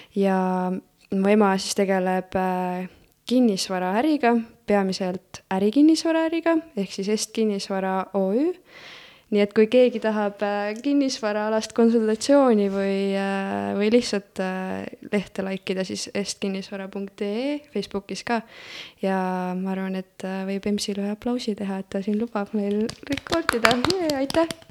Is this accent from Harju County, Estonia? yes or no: no; Elva, Tartu County, Estonia; also born or lived in Florida, United States; ma olen sündinud äh, Tartus ja algselt elasin Elvas